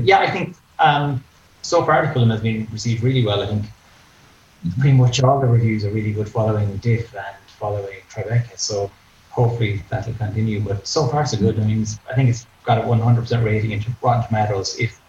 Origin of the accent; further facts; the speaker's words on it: Ennis, Munster, Ireland; I'm from Ennis